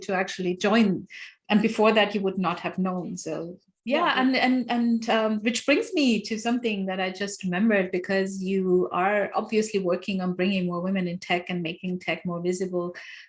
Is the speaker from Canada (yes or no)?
no; Nigeria; I did not have a community. I came from Nigeria. I didn't know anyone.